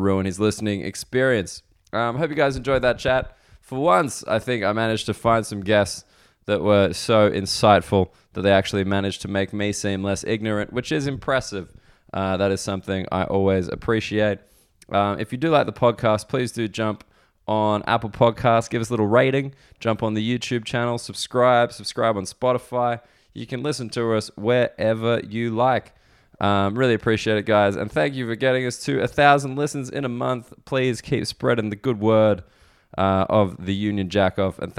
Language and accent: English; Sydney, New South Wales, Australia; moved away as an adult; now in London, United Kingdom; I'm from Sydney